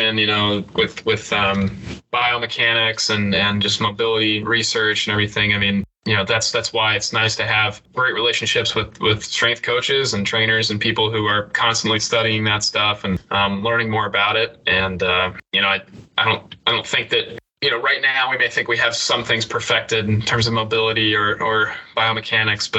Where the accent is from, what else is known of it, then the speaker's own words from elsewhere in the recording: Knoxville, Tennessee, United States; growing up in Knoxville.